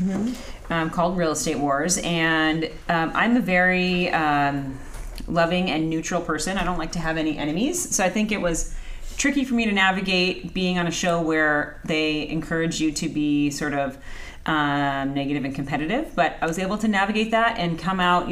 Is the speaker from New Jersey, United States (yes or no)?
no; Anaheim, California, United States; I grew up in Anaheim. I speak Spanish